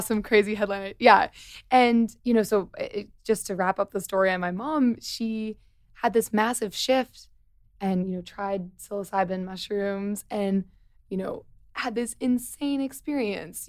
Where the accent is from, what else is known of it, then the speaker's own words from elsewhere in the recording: Missouri, United States; I'm from Missouri